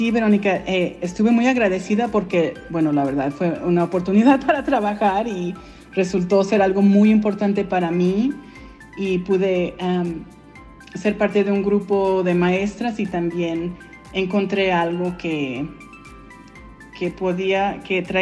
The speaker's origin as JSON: {"language": "Spanish", "region": "Colorado", "country": "United States", "tie": "born or raised there", "also_born_or_lived": "Mexico City, Mexico / Texas", "said": "Y yo nací en México, DF, y me vine a los cinco años a los Estados Unidos. Y de ahí yo crecí en diferentes estados, estuve en Texas y luego, me moví a Colorado"}